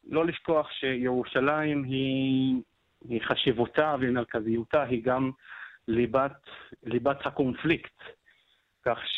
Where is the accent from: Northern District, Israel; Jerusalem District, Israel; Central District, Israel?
Jerusalem District, Israel; Jerusalem; now in Issawiya, Israel; אני ירושלמי, יליד וואד אל-ג'וז, שוכן כזה מעשר שנים בכפר עיסאוויה.